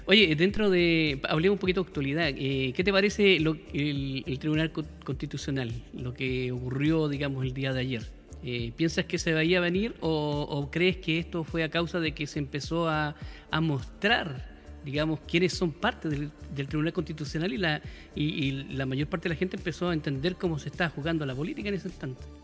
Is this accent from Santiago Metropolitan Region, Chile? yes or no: no; Valparaíso, Chile; yo soy porteño